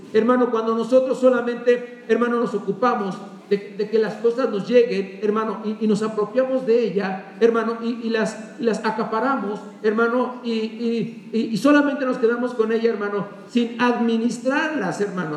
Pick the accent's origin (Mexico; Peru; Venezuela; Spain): Mexico; como buenos mexicanos